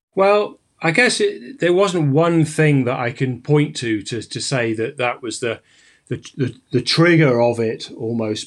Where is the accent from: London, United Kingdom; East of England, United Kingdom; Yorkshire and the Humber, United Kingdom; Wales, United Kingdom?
Yorkshire and the Humber, United Kingdom; Sheffield; moved away as an adult; now in Fort William, United Kingdom; I'm a climber from the Peak District, well, from Sheffield